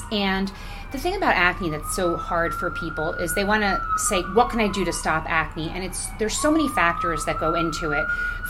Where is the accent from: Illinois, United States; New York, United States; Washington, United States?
New York, United States; also born or lived in Englewood, New Jersey; I was born in New York and raised in New York until I was a kid, and then we moved to Englewood, New Jersey. Okay. And but I still went to school in New York. So yes, I'm from here